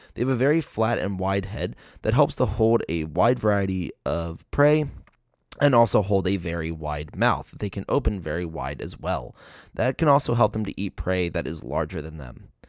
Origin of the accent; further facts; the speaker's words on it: Maryland, United States; my home state